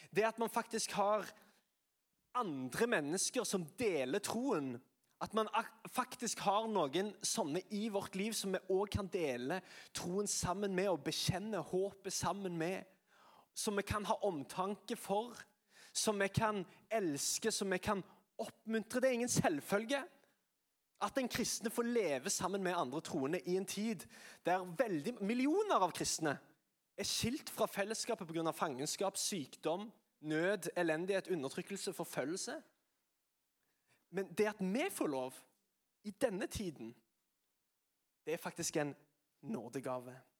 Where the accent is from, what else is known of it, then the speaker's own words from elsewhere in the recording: Sandnes, Rogaland, Norway; Jeg er fra Sandnes